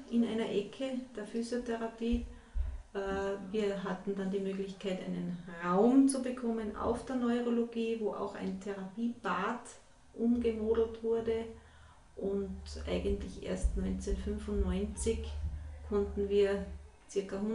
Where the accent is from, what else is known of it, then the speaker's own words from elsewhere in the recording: Salzburg, Austria; Ja, also ich bin äh